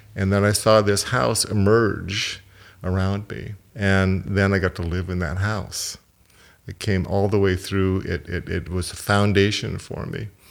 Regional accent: Portland, Oregon, United States; also born or lived in Vancouver, Canada; my family moved when I was five from, from Vancouver to Portland, Oregon

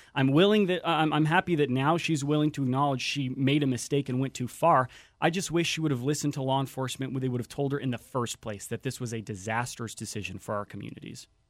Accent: Whatcom County, Washington, United States; I grew up in Whatcom County.

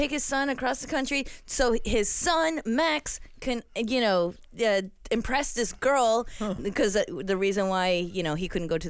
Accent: Colombia; now in United States; I come from Colombia.

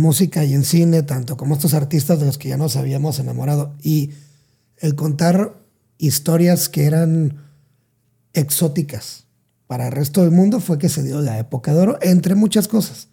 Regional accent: Salina Cruz, Oaxaca, Mexico; moved away; soy de Oaxaca, pero soy de la parte sur, sur, sur de Oaxaca

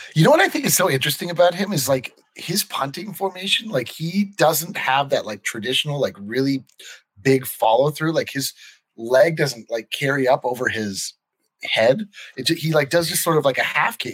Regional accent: Fort Collins, Colorado, United States; growing up in Fort Collins

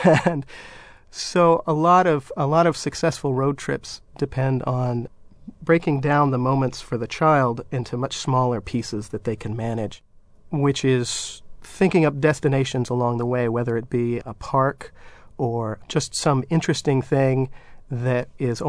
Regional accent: San Francisco, California, United States; the first city that comes to mind is certainly my favorite, and my hometown of San Francisco.

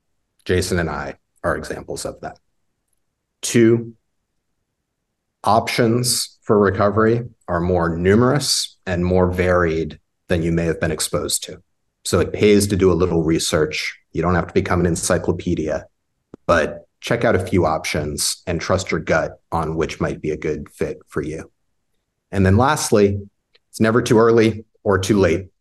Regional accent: California, United States; I was born in California

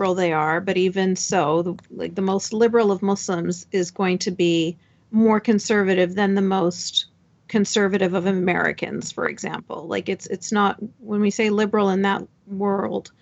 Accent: Canada; I grew up in Canada

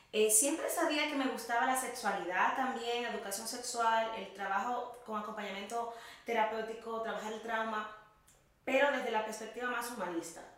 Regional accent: La Vega, Dominican Republic; moved away as an adult; now in Madrid, Spain; yo soy dominicana, soy de República Dominicana, nací en el norte, en La Vega, estudié psicología allí

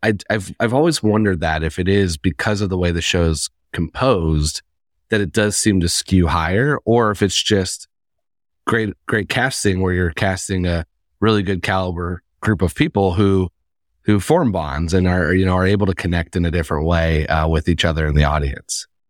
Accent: Indiana, United States; now in New York, United States; I'm, I'm originally from Indiana.

